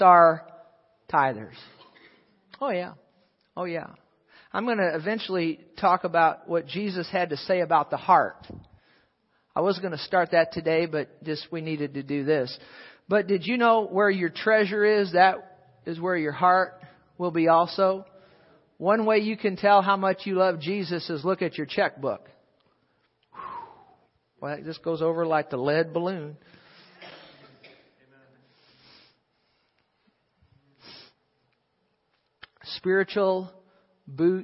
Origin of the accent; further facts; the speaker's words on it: Fenton, United States; I'm a Fentonese person. I speak Fentonese. I'm from Fenton